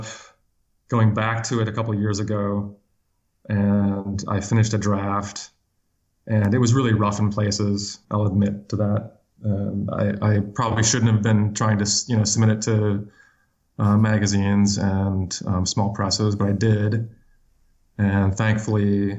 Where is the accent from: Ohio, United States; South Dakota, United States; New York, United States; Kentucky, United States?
South Dakota, United States; now in Tucson, United States; when I was growing up in South Dakota, on the eastern part of the state, like the northeastern part of the state